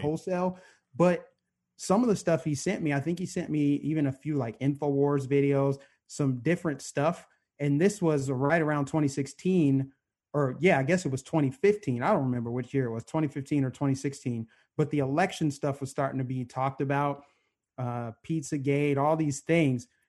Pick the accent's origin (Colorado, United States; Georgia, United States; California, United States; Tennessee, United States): Colorado, United States; Aurora; I grew up in suburban Denver, Aurora, Colorado, to be exact